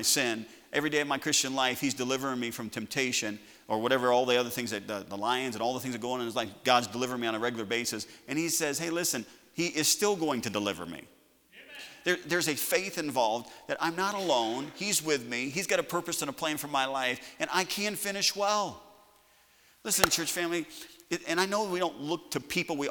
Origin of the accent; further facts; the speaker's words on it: United States; I'm just an American